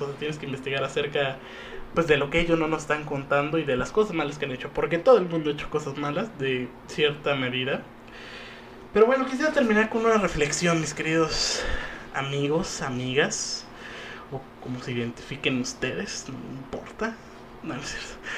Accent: Mexico; lo único que nos unía como mexicanos

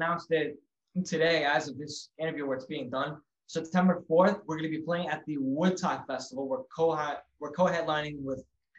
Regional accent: Long Island, New York City area, United States; New York City area, Long Island, because that's where we're from. We're from New York.

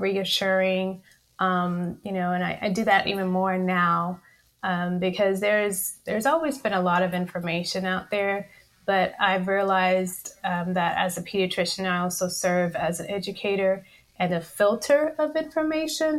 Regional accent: College Station, Texas, United States; also born or lived in Spring, Texas; I initially practiced in my hometown of College Station, Texas

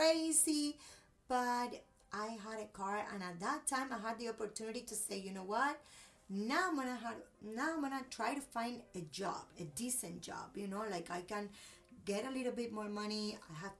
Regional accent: Cuba; English is a second language; moved away as an adult; now in United States; I learned English in Cuba, I learned English, you know, like with a Cuban guy.

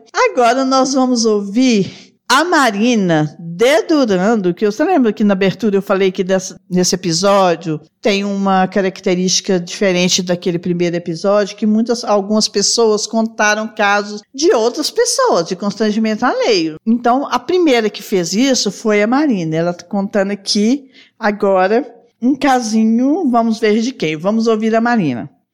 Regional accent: Barbacena, Minas Gerais, Brazil; quando eu era criança pequena lá em Barbatena

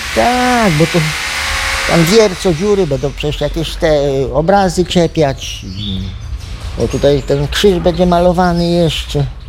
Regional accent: Gruszka, Lublin Voivodeship, Poland; Ja jestem stąd. Tylko nie z Radecznicy, tylko z Gruszki obok Radecznicy.

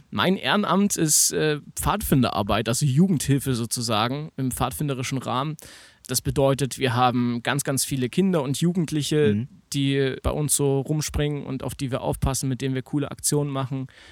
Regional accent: Naunhof, Saxony, Germany; now in Chemnitz, Germany; Ich komme aus Naunhof ursprünglich, das ist bei Leipzig

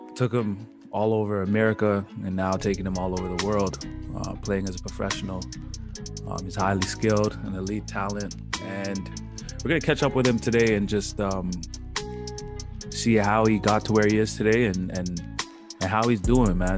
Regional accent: Mississauga, Ontario, Canada; we all grew up in the same city, Mississauga

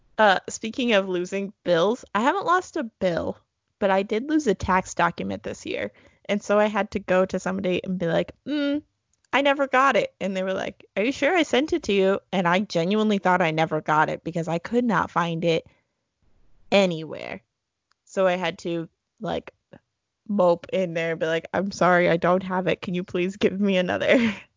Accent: Texas, United States; now in Eugene, United States; my hometown is the pecan capital of Texas

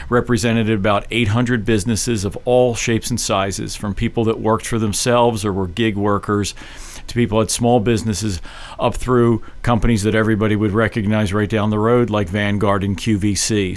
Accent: Philadelphia, Pennsylvania, United States; also born or lived in Paoli, Pennsylvania; I was born and raised in Philadelphia. I grew up in South Philly

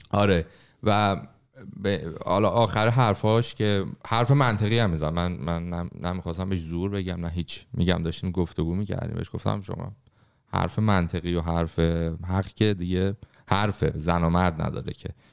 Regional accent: Iran; moved away; توی محیطی که بزرگ شدیم توی ایران

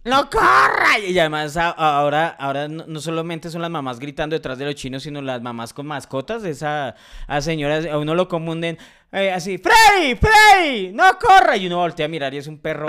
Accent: Colombia; soy colombiano

